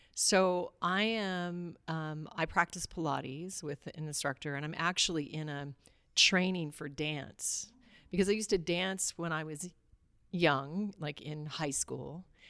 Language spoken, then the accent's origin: English; Alaska, United States; I grew up in Alaska